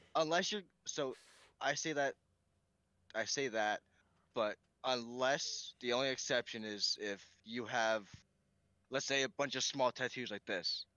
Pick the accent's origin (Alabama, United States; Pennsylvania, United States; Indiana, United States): Pennsylvania, United States; also born or lived in New York; I grew up primarily in Pennsylvania, and so that's where the mountains come from